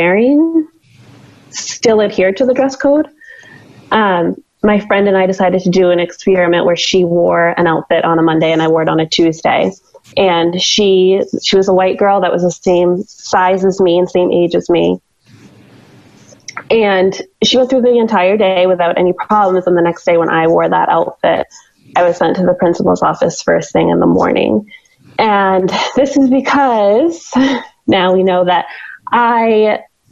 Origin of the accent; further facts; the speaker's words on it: Western Maine, United States; I grew up in Western Maine, and I graduated Dirigo High School in 2008.